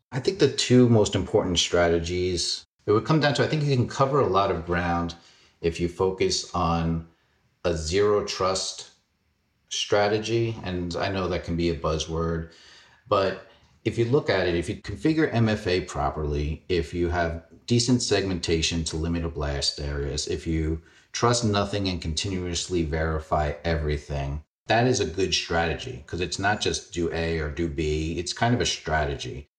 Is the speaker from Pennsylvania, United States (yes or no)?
no; New York City, New York, United States; I grew up in Fresh Meadows, Queens.